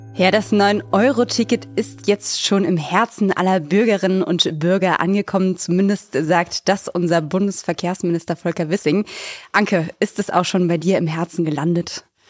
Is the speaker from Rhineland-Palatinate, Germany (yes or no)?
yes; Bingen am Rhein, Rhineland-Palatinate, Germany; now in Berlin, Germany; Nach Hause zu mir nach Bingen